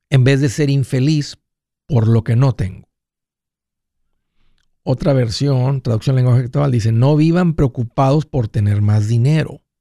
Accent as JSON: {"language": "Spanish", "region": "Guerrero", "country": "Mexico", "lives_now": "United States", "said": "compramos unos terrenos allá de donde soy de Guerrero este"}